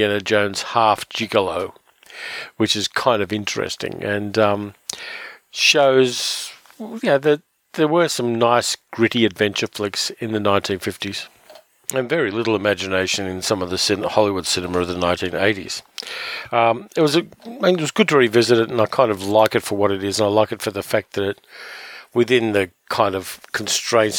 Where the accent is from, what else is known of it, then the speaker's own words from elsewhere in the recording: Sydney, New South Wales, Australia; my hometown, Sydney